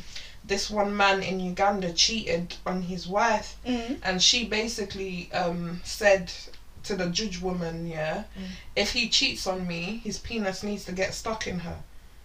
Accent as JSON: {"language": "English", "region": "London", "country": "United Kingdom", "tie": "born or raised there", "said": "I grew up in England, I'm not that dangerous. You from London? I'm from London."}